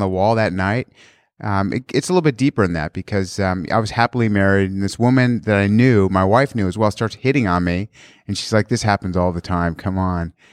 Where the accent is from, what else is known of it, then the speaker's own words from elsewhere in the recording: San Clemente, California, United States; also born or lived in Australia; I grew up in San Clemente